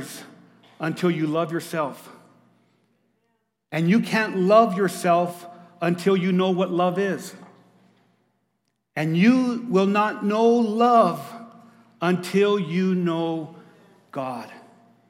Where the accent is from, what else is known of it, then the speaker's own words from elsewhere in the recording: Lordsburg, New Mexico, United States; moved away; I'm from Lordsburg, New Mexico. We played against the Animas Panthers.